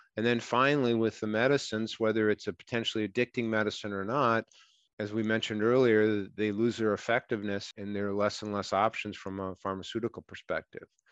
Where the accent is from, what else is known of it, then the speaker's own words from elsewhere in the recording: Minnesota, United States; I'm from Minnesota